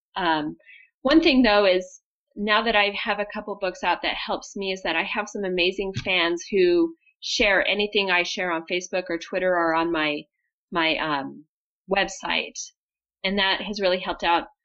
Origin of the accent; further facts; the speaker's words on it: Montana, United States; I grew up in Montana